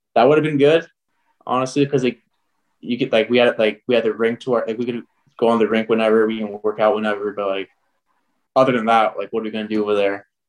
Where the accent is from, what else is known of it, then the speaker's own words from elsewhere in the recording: Canada; I'm from Canada